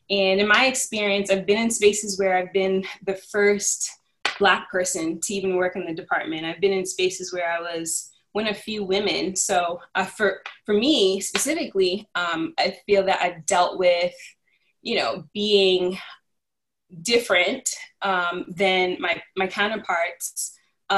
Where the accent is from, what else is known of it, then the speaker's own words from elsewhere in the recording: Cambridge, Massachusetts, United States; I'm originally from Cambridge, Massachusetts, and always lived in the city